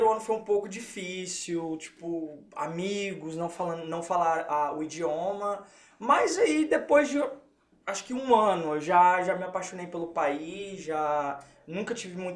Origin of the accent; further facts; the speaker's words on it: Lowell, Massachusetts, United States; Eu cresci em Low. Okay. De, entre meus 10 até a minha graduação é, 18, foi Low.